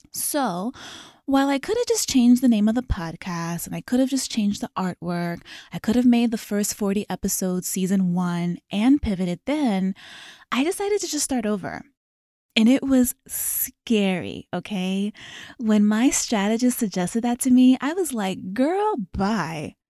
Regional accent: Maryland, United States; moved away as an adult; also born or lived in Los Angeles; I was born and raised in Maryland.

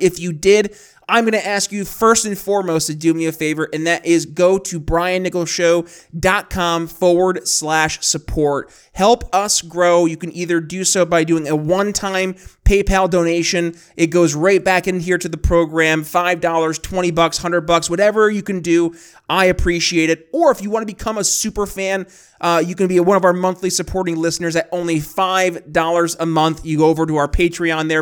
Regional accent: New York, United States; growing up in New York State

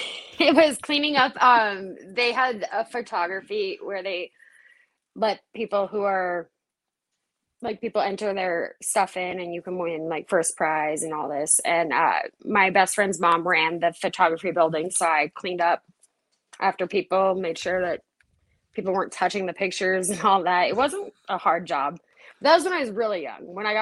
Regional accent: Missoula, Montana, United States; I grew up right here in Missoula. I was born in the hospital here and everything.

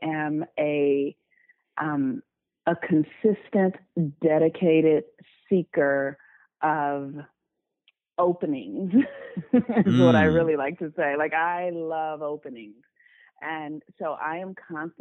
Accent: Los Angeles, California, United States; I was born and raised in Los Angeles, California. I still live in Los Angeles

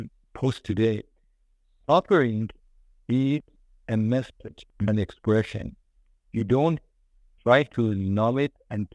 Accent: Iran; now in United States; I am from Iranian and I came to the United States.

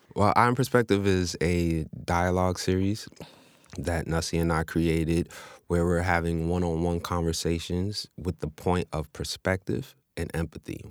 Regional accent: New York City, New York, United States; born and raised in Queens.

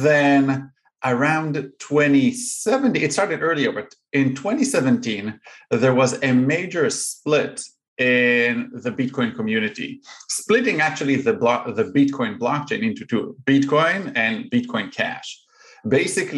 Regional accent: Israel; moved away as an adult; now in Chicago, United States; I'm originally from Israel

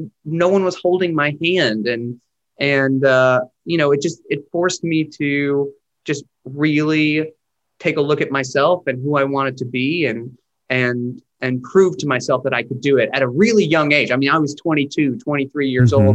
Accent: Chattanooga, Tennessee, United States; moved away as an adult; also born or lived in Nashville, Tennessee / New York; now in Los Angeles, United States; I grew up just right outside of Chattanooga in Georgetown. I spent my whole life there.

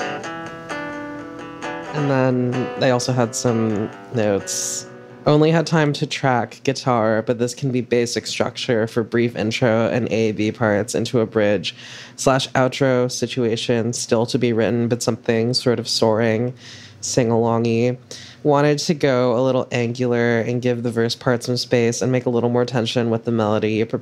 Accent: California, United States; now in Brooklyn, United States; growing up in California like at the same time that I was

